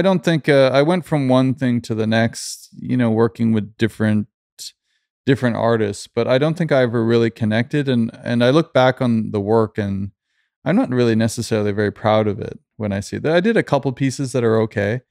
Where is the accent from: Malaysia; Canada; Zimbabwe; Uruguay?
Canada; also born or lived in London / Stockholm / Sweden; now in Los Angeles, United States; I grew up in Canada